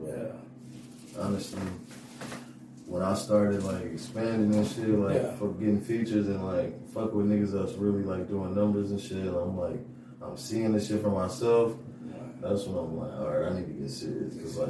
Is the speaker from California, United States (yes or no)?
yes; Los Angeles, California, United States; moved away; also born or lived in Oklahoma; I'm from Pacoima, California.